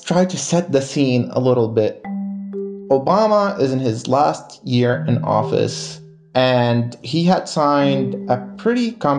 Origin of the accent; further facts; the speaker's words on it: Lebanon; now in Washington, United States; Yeah, growing up in Lebanon, it was the second Intifada